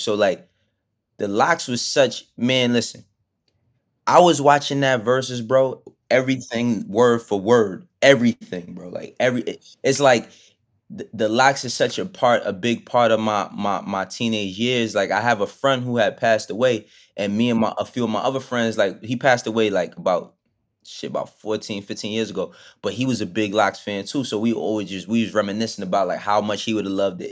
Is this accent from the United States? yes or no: yes; New York City, New York, United States; also born or lived in Bronx, New York / Maryland; I was born in, in the Bronx and all that, but I grew up in Harlem from, like, my, from the time I was twelve. I moved to Harlem when I was twelve up until being an adult